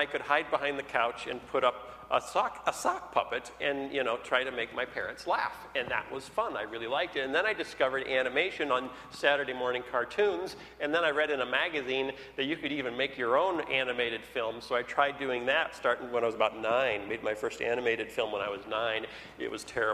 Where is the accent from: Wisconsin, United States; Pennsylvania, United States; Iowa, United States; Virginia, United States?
Iowa, United States; also born or lived in Minnesota; now in Chicago, United States; I grew up in Iowa.